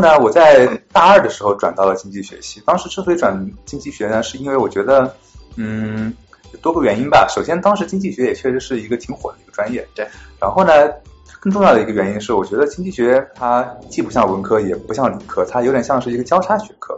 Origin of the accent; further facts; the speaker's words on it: Jiangsu, China; moved away as an adult; now in United States; 我来自江苏，我本科毕业于南京大学的经济学系。嗯，毕业之后我来到美国的，呃，威斯康星大学，呃，麦迪逊分校攻读经济学博士学位。然后在去年毕业了之后，现在在亚马逊，嗯，做经济学家